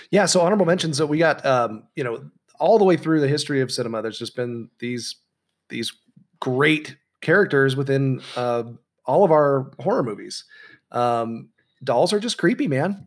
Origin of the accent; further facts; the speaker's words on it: San Clemente, California, United States; my hometown, uh, of San Clemente